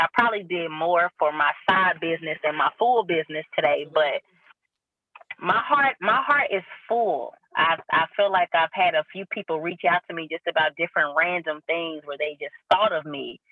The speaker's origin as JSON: {"language": "English", "town": "Kansas City", "region": "Missouri", "country": "United States", "tie": "born or raised there", "said": "I'm from Kansas City, Missouri."}